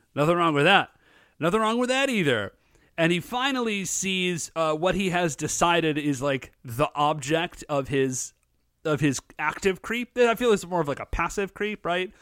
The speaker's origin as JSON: {"language": "English", "country": "United States", "said": "I'm an American, chuckleheads. I was weaned on Coca-Cola"}